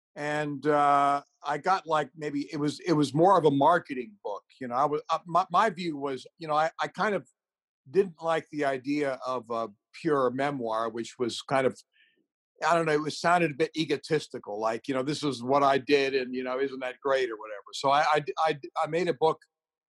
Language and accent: English; Beirut, Beirut Governorate, Lebanon; starting in the Middle East and growing up in Beirut and all that sort of thing